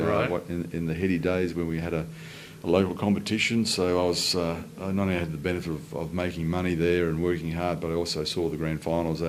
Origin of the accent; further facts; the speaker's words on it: Brisbane, Queensland, Australia; also born or lived in Mount Isa; we moved down to Brisbane. My father was working for Mount Isa Mines back then, and then we moved to Brisbane, where I attended primary and secondary schools